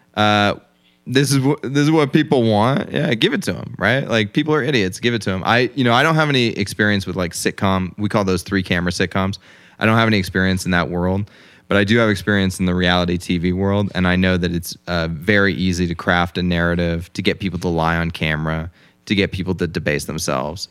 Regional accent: United States; I was born in America, and my father was a prominent lawyer

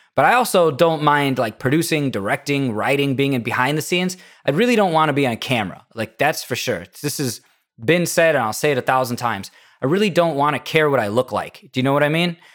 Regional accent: Indiana, United States; I'm from Indiana

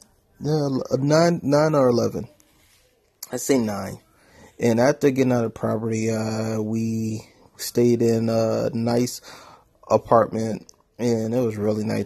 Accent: New Orleans, Louisiana, United States; moved away; also born or lived in Atlanta, Georgia; I was born in New Orleans, Louisiana, and I lived in poverty.

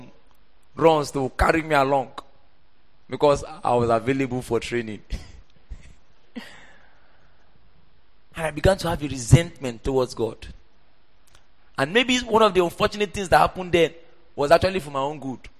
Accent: Port Harcourt, Rivers State, Nigeria; also born or lived in Oyo State; that was how we moved from Oyo State to Port Harcourt. So I grew up in church.

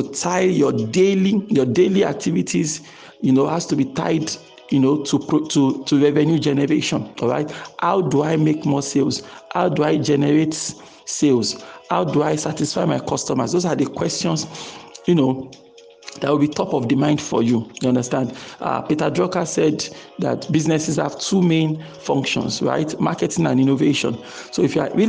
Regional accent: Nigeria; I'm speaking as a Nigerian here now.

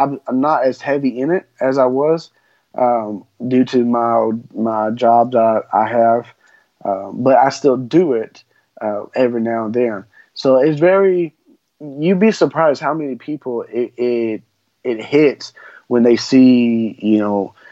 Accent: Texas, United States; I'm from Texas.

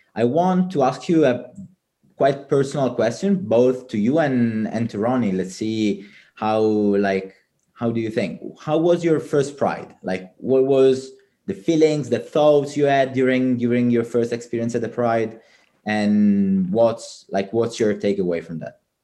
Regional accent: Palermo, Sicily, Italy; moved away; palermo my my hometown

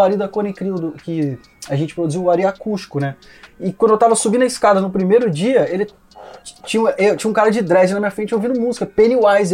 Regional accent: Cruzeiro, São Paulo, Brazil; moved away as an adult; also born or lived in Rio de Janeiro; de Cruzeiro, sou do interior de São Paulo

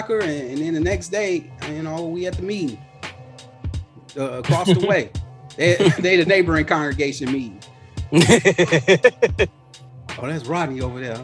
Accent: Chicago, Illinois, United States; I'm from Avalon Park.

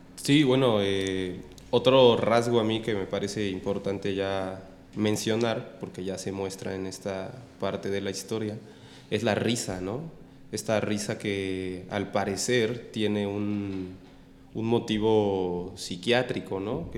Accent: Mexico; nosotros como mexicanos

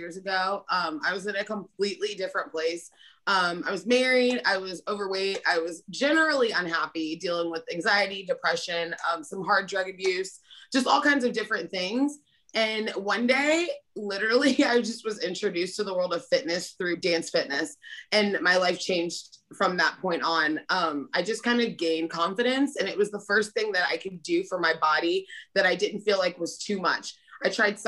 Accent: Atlanta, Georgia, United States; I am from Atlanta

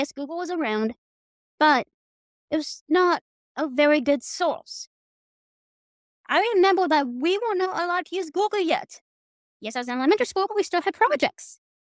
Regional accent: United States; I'm American

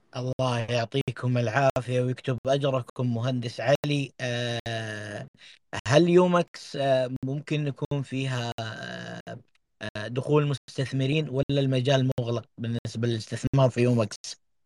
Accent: Saudi Arabia; لنا كسعوديين

